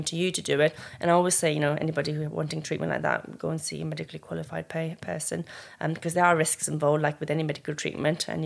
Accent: Nepal; We came from Nepal, from this like mm. tiny little village where there's no running water, and look at us now where we are

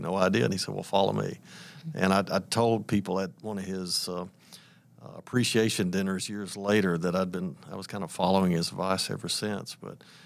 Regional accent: Atlanta, Georgia, United States; moved away; also born or lived in Tennessee; Atlanta's my hometown.

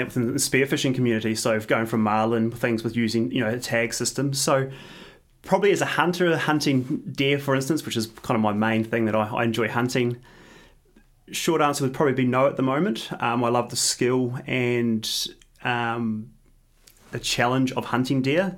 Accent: New Zealand; now in Australia; I'm, I'm originally from New Zealand, so I try and get back to New Zealand a, at least a couple times a year

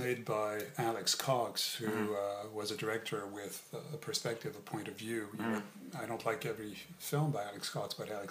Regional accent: Montreal, Quebec, Canada; also born or lived in France / New York, United States; spent childhood years in North America, in Canada, in Montreal and New York.

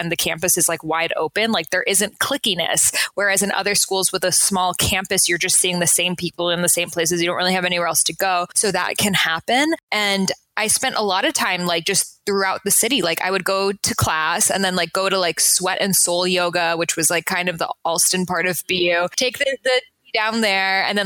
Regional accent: Newton, Massachusetts, United States; moved away as an adult; also born or lived in Washington, D.C.; now in Los Angeles, United States; I grew up in Newton and I went to Newton South High School

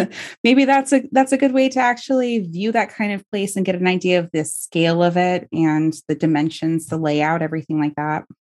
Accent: Bay Area, California, United States; I grew up in the Bay Area

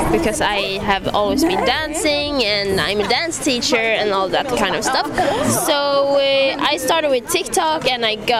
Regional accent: Sweden; I'm from Sweden.

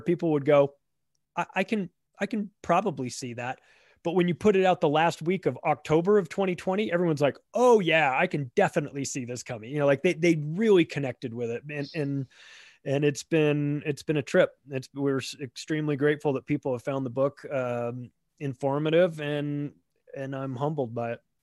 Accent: United States; I'm an American living in, in America

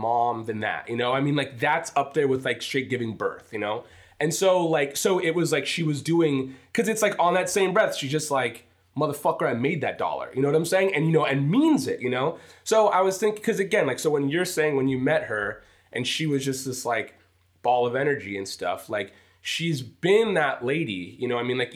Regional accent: United States; I was born here

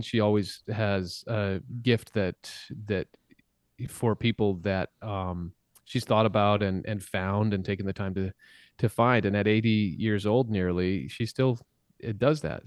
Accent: Saskatchewan, Canada; I grew up in a, in a very small town in Saskatchewan where, um, in Saskatchewan, Canada

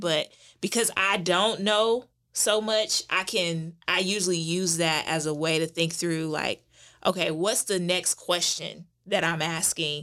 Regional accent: St. Louis, Missouri, United States; now in Durham, North Carolina, United States; I am originally from Saint Louis

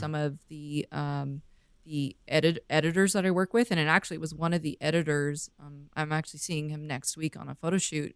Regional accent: Vancouver, British Columbia, Canada; moved away; I grew up in Vancouver, grew up on boats

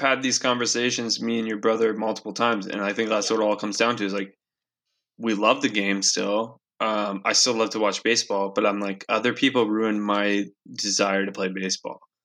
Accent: Castlegar, British Columbia, Canada; growing up in Castlegar, being a good baseball player

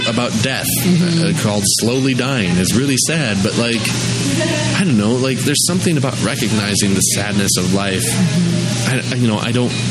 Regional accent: United States; I'm an American.

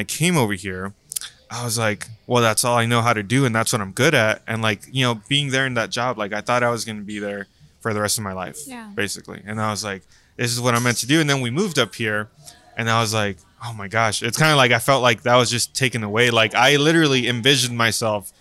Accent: Brownsville, Texas, United States; moved away as an adult; now in San Antonio, United States; back in my hometown in Brownsville

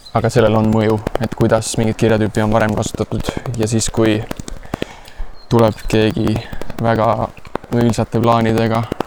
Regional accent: Estonia; also born or lived in Lausanne, Switzerland; kus ma pärit olen

